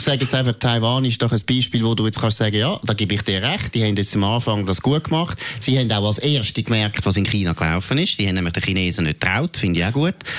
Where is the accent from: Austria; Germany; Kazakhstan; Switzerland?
Switzerland; bei uns in der Schweiz